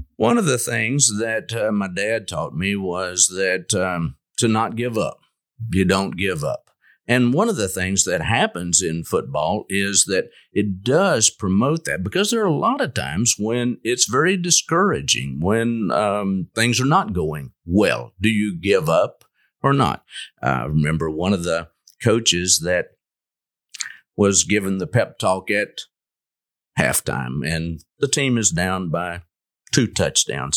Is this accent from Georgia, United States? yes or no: no; Lubbock, Texas, United States; moved away as an adult; also born or lived in Jackson, Mississippi; now in Longview, United States; I grew up in the Lubbock area